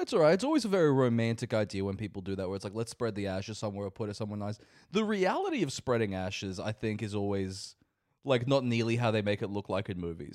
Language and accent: English; Australia; I am an Australian child of immigrants